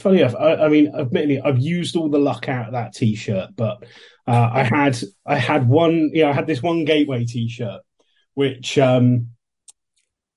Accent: England, United Kingdom; I'm obviously from England, grew up in the early 90s, late 80s

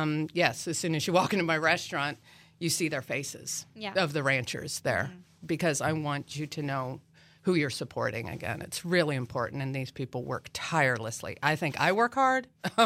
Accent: Colorado, United States; now in Manhattan, United States; You know, again, I came from Colorado. I had never actually been to Kansas before in my life.

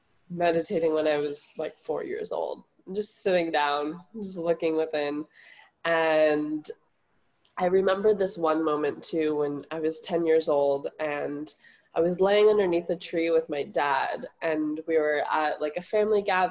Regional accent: Bay Area, California, United States; also born or lived in Berkeley, California; now in Maui, United States; I'm here based in Maui, but I grew up in the Bay Area

